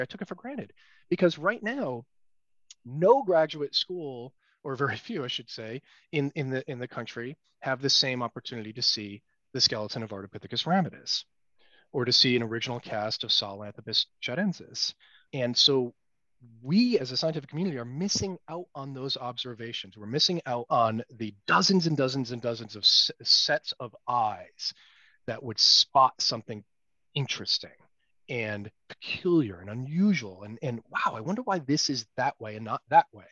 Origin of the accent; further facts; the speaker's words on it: United States; as an American scientist